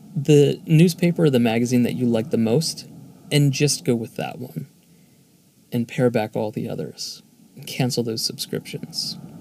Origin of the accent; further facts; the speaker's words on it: Philadelphia, Pennsylvania, United States; Philadelphia is my hometown